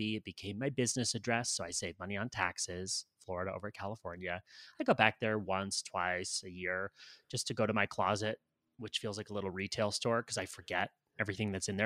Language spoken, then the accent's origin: English; Canada; moved away as an adult; also born or lived in United States / Los Angeles; now in Colombia; I'm Canadian. I U, did university my undergrad in Canada